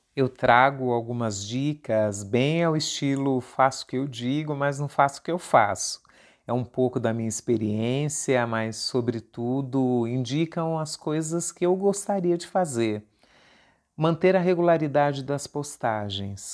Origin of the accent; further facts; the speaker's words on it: São Paulo, Brazil; USP Leste, a região de onde eu vim